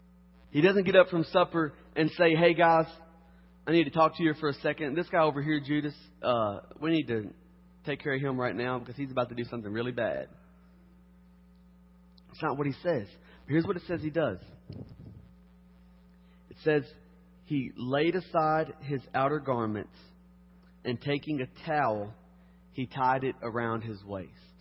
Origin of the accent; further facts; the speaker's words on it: Harrodsburg, Kentucky, United States; moved away; I'm from Kentucky.